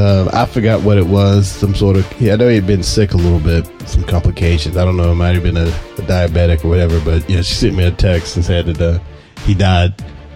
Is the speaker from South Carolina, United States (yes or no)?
yes; Anderson, South Carolina, United States; my hometown in Anderson, South Carolina.